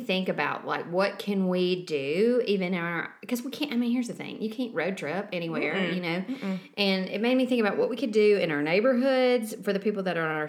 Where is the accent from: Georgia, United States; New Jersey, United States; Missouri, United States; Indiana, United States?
Georgia, United States; Savannah area; born or raised there